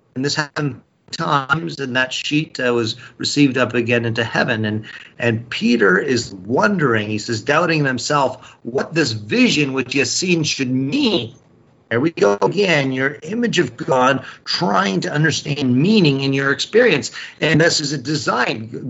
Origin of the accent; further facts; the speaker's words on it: United States; We here, as the Apostolic Christian Church, as American Christians